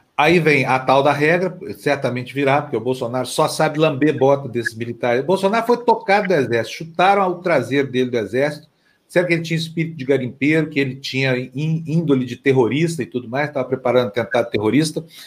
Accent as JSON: {"language": "Portuguese", "area": "Triângulo Mineiro", "region": "Minas Gerais", "country": "Brazil", "said": "Tem a ala goiana, que é o Triângulo Mineiro, minha região"}